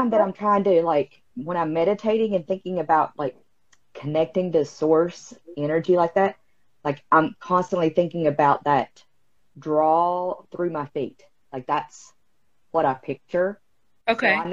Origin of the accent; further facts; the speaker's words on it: West Virginia, United States; Oh, I'm from West Virginia.